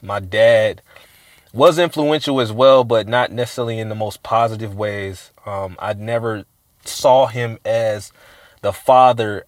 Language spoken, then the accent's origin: English; Richmond, California, United States; also born or lived in Oakland, California / Sacramento, California; I was born in Oakland, raised in Richmond, uh, Central Side to be exact